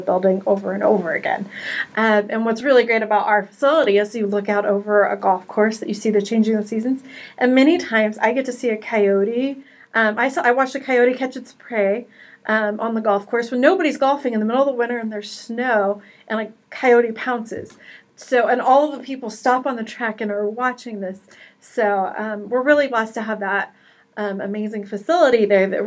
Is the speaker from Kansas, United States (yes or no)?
yes; Wichita, Kansas, United States; I was born and raised in Kansas, so grew up in the Wichita area